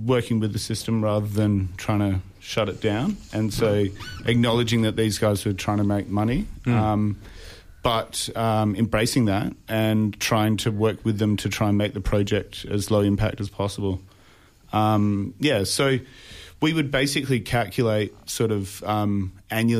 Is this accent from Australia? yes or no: yes; Adelaide, South Australia, Australia; also born or lived in Stockholm; I'm from Adelaide originally. But yeah, I grew up in Adelaide